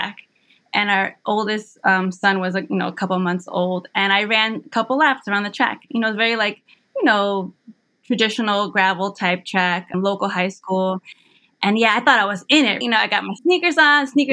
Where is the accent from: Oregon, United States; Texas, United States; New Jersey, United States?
New Jersey, United States; Hackensack; moved away as an adult; also born or lived in near Philadelphia, Pennsylvania; now in Philadelphia area, United States; I was born and raised in Hackensack, New Jersey, and eventually now I'm here near Philadelphia